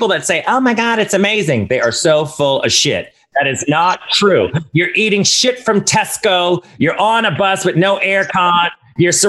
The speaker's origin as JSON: {"language": "English", "country": "United States", "said": "as an American"}